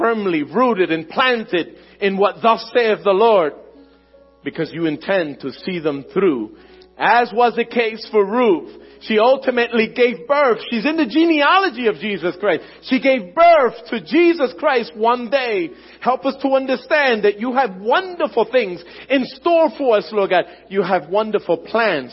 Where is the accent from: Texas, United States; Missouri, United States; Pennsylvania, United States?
Pennsylvania, United States; Philadelphia; My family and everything I know is in Philadelphia. Born and raised in Philadelphia